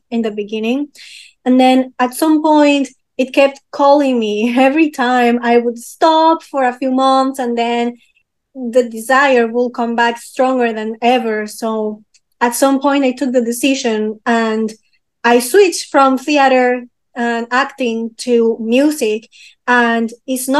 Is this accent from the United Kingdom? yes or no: no; Peru; English is a second language; So I was born in Peru. I am half French, half Peruvian, actually. And in Peru, one good thing that we have in a school